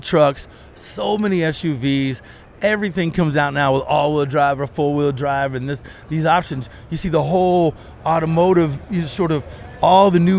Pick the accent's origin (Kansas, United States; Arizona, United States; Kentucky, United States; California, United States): Kentucky, United States; also born or lived in Florida; now in Colorado, United States; I grew up in Kentucky.